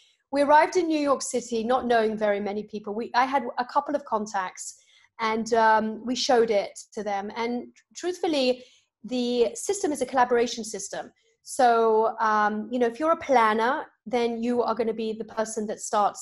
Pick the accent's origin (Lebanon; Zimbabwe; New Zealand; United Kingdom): United Kingdom; moved away as an adult; now in United States; in the UK, where I'm from